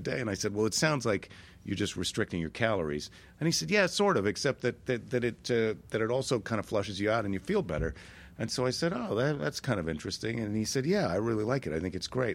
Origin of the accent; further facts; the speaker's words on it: Minneapolis, Minnesota, United States; Minneapolis, my hometown